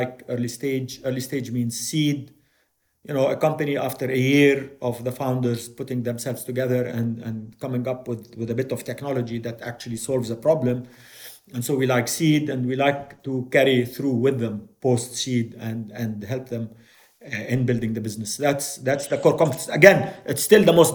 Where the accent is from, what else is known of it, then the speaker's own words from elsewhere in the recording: Jordan; also born or lived in Beirut, Lebanon; I was born in Beirut. My father was involved in politics. We came to Jordan as political refugees.